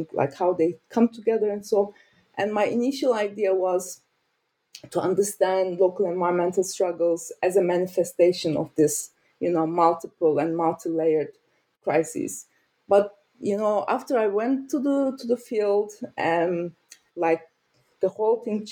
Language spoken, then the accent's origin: English; Turkey; moved away as an adult; also born or lived in Ankara, Turkey / Lancaster, United Kingdom; now in Berlin, Germany; I'm from Turkey, and I studied in Ankara